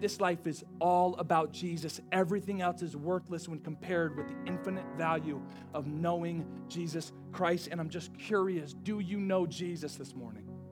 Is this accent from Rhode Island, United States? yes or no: yes; Rhode Island, United States; moved away as an adult; I'm from Rhode Island. Like, I graduated high school, then I went to Evangel University.